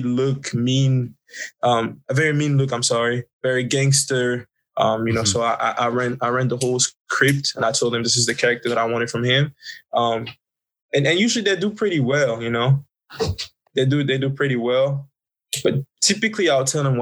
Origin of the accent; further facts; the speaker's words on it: Côte d’Ivoire; moved away; I'm actually originally from the Ivory Coast, Cote d'Ivoire, West Africa.